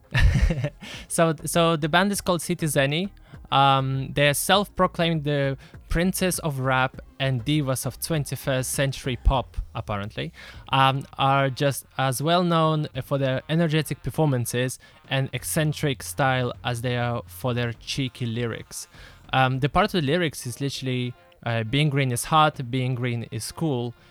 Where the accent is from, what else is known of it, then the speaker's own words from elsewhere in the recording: Lithuania; now in Israel; I grew up in Lithuania.